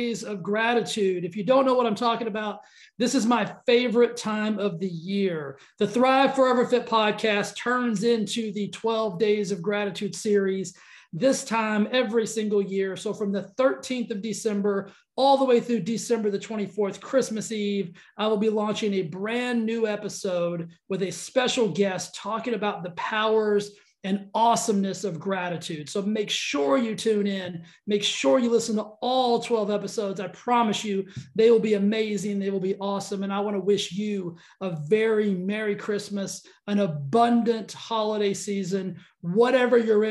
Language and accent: English; the South, United States; accent: Southern twang; I'm from the South, so I've got a little bit of like a Southern twang